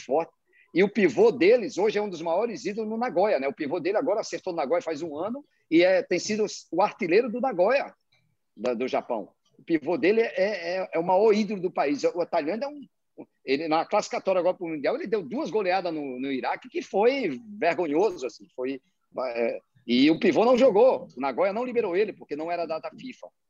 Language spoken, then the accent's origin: Portuguese; Brazil; moved away as an adult; now in Kuwait; Eu, como brasileiro, trabalho fora